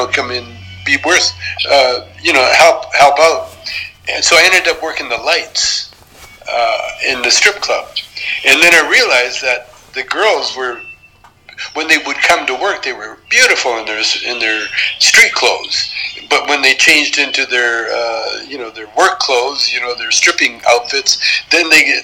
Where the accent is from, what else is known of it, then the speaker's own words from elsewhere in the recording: Canada; moved away as an adult; as a Canadian, working in the United States